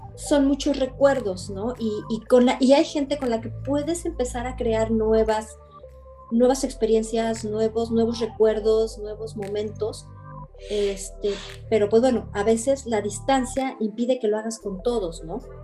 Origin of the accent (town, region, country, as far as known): Mexico; born or raised there; moved away as an adult; now in Belgium